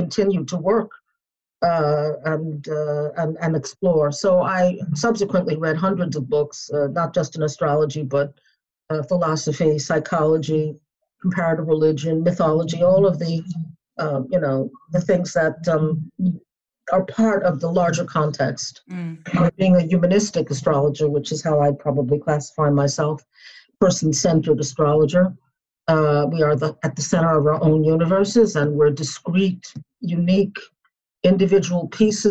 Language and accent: English; New York City, New York, United States; also born or lived in Boston; I was born in New York City, grew up there